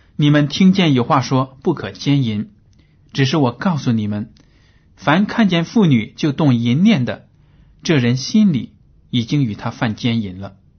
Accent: China; 我们中国人呢 对鲜血看得很重

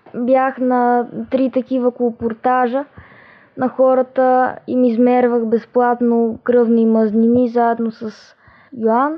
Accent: Veliko Tarnovo, Veliko Tarnovo Province, Bulgaria; от Велико Търново съм и съм на 12 години.

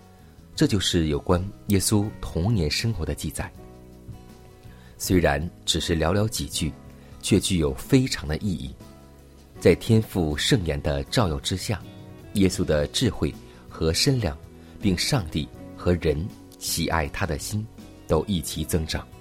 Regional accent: China; 可以说，我们中国人有一句俗话说得很好。

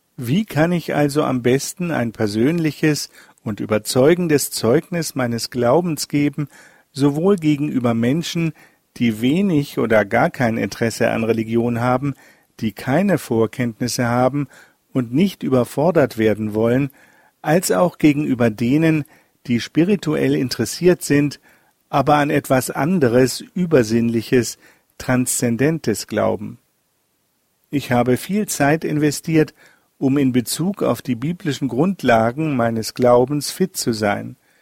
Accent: Pforzheim, Baden-Württemberg, Germany; Während meiner Kindheit in Pforzheim hatten meine Eltern häufig Gespräche mit Andersgläubigen

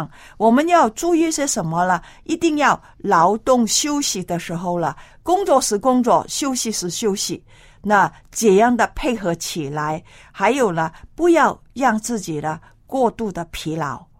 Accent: China; 还有我们中国人很厉害的，穿袜子，穿那个嗯

